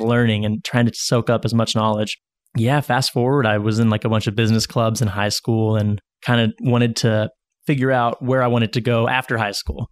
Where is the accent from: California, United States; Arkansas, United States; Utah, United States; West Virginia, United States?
Arkansas, United States; Northwest; growing up in Northwest Arkansas